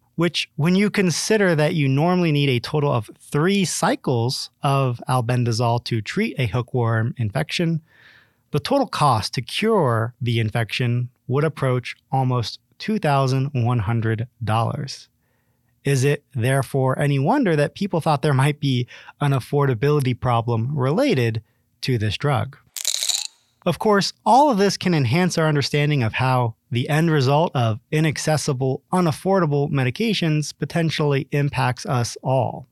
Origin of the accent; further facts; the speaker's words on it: Ohio, United States; my home state of Ohio